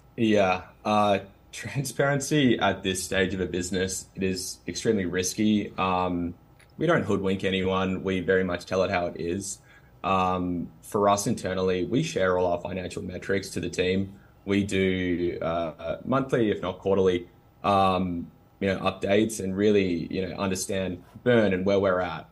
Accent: Australia; accent: Australian; Australians, which is, you know, where my accent from

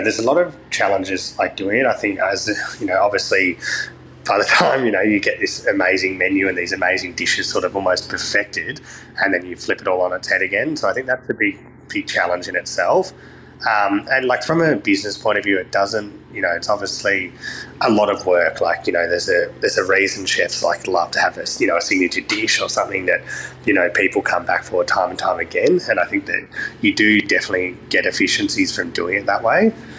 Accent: Brighton, Victoria, Australia; So I grew up in Brighton in Melbourne

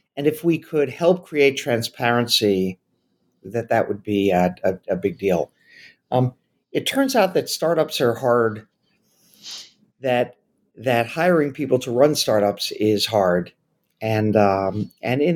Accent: New York City, New York, United States; I grew up in New York City

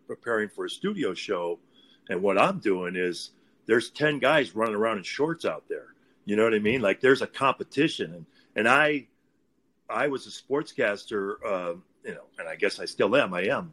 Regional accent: Illinois, United States; moved away; I grew up in Illinois

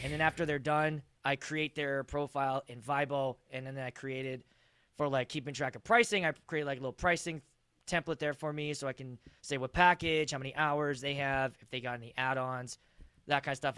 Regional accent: Pittsburgh, Pennsylvania, United States; now in Minnesota, United States; I'm actually from the East Coast. I'm from Pittsburgh originally.

